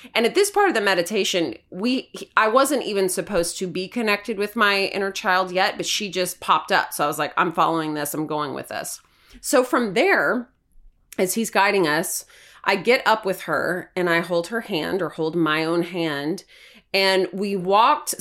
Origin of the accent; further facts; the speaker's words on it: Hermitage, Tennessee, United States; I grew up in Hermitage, Tennessee, in a very tiny house